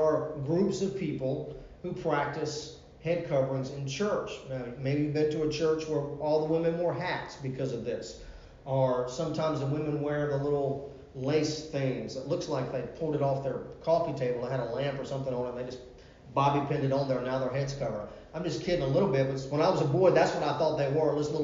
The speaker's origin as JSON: {"language": "English", "town": "Virginia Beach", "region": "Virginia", "country": "United States", "tie": "born or raised there", "said": "I grew up in Virginia Beach, Virginia."}